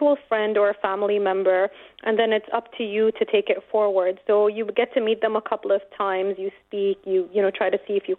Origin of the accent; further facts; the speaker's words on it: Dubai, United Arab Emirates; growing up in Dubai was good fun